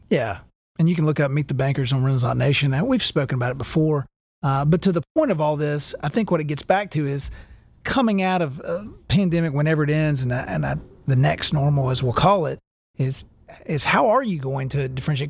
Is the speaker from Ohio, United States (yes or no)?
no; Winston-Salem, North Carolina, United States; growing up in Winston Salem, North Carolina, we had a, a Champion Haynes outlet